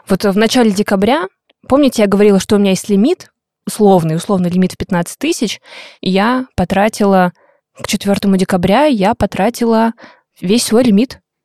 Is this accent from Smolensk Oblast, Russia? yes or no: no; Buryatia, Russia; now in Saint Petersburg, Russia; я родилась в Бурятии, мои родители живут там, я вот под конец декабря обычно, двадцать пятого, двадцать шестого числа уезжаю домой